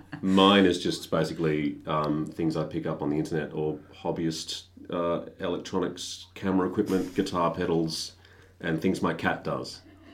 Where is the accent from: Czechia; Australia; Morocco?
Australia; Devonport, Tasmania; also born or lived in Latrobe, Tasmania; I grew up in Latrobe and Devonport.